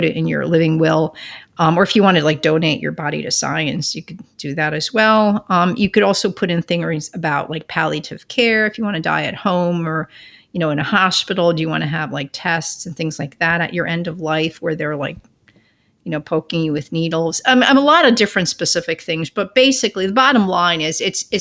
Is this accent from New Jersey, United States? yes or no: yes; Northern New Jersey, United States; about 12 miles from where I grew up in Northern Jersey